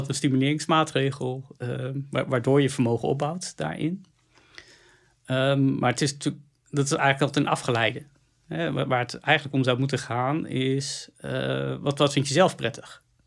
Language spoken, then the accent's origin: Dutch; Netherlands; we als Nederlanders